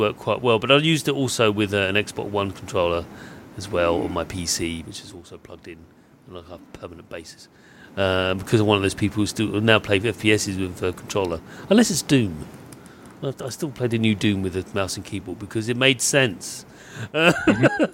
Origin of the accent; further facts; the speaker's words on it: United Kingdom; being British